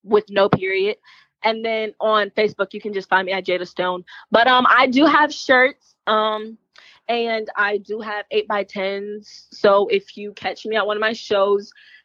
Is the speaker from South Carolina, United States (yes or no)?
yes; Columbia, South Carolina, United States; moved away as an adult; now in Georgia, United States; I'm actually from South Carolina, so I wrestle a lot in the Carolinas.